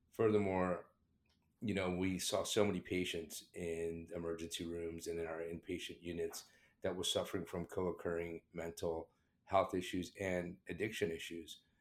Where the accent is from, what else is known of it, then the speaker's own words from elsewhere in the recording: South Florida, United States; accent: British; also born or lived in England; I immigrated from, from England to the United States in the seventies. And at that time, you know, uh, uh, somebody of my background being, I'm Indian, uh, with a British accent, who came to the United States and grew up in, uh, South Florida